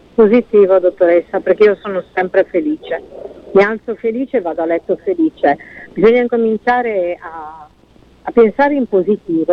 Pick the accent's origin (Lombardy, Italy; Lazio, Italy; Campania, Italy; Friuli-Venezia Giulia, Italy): Friuli-Venezia Giulia, Italy; il Friuli Venezia Giulia, dottoressa, quindi è la mia regione, la mia terra, sono le mie persone, sono la mia gente